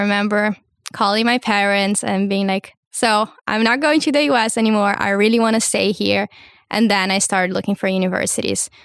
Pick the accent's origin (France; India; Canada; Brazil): Brazil; also born or lived in United States; now in Hamburg, Germany; I come from Brazil, finished high school in the U S